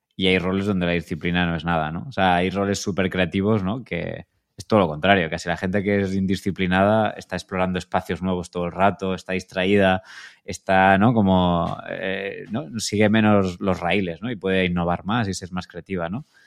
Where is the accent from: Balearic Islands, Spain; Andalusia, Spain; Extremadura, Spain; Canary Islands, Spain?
Andalusia, Spain; Granada; moved away as an adult; also born or lived in Madrid; yo soy de Granada